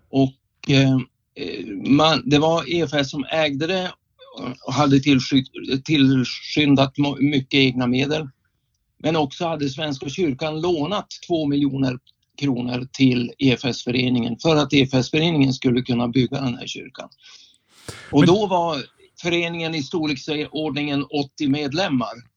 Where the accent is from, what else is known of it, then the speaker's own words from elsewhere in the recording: Skellefteå, Västerbotten County, Sweden; moved away as an adult; now in Västerås, Sweden; jag är egentligen från Skellefteå och jag bor tillfälligt sedan 1980 sex i Västerås